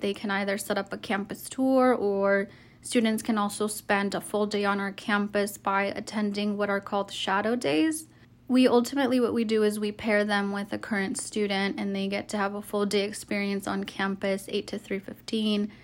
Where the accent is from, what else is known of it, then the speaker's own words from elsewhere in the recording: Arizona, United States; moved away as an adult; I'm actually from Arizona